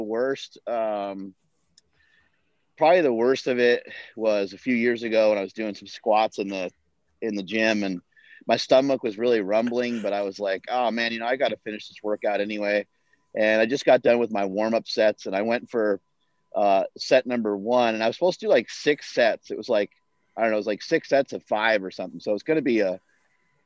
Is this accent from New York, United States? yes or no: yes; New York, United States; moved away; I'm from New York originally